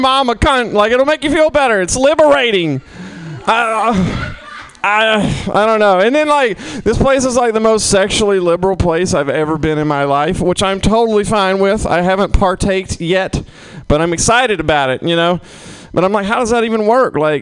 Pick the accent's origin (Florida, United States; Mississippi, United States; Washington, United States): Mississippi, United States; now in San Francisco, United States; I'm originally from Mississippi